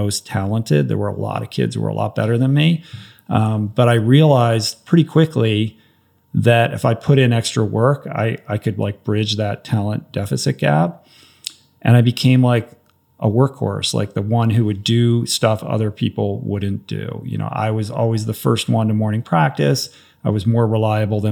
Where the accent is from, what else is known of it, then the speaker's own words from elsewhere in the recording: Washington, District of Columbia, United States; I grew up on the East Coast, Washington, D.C. area.